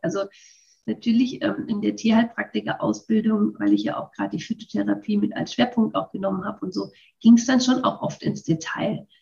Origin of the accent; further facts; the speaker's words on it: Würzburg, Bavaria, Germany; ich bin schon mal in Würzburg geboren